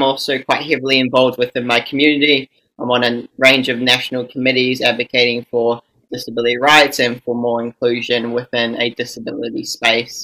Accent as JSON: {"language": "English", "country": "New Zealand", "said": "I am from New Zealand"}